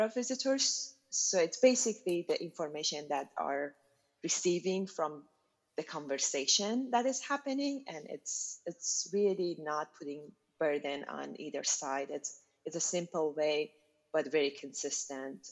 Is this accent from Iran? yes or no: yes; Shiraz, Fars, Iran; moved away as an adult; also born or lived in North Carolina, United States; now in Oregon, United States; my hometown is Shiraz